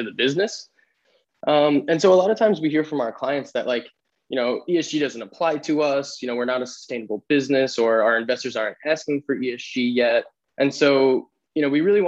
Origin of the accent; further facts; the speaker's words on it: New York City, New York, United States; now in Vermont, United States; I'm originally from the New York City area, a small town called Rockaway Beach, right in the ocean